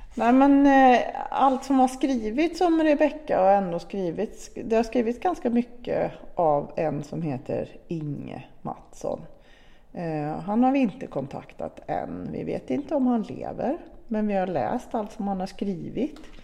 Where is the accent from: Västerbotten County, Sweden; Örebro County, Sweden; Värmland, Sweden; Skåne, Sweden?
Värmland, Sweden; Arvika; i Arvika, där vi kommer ifrån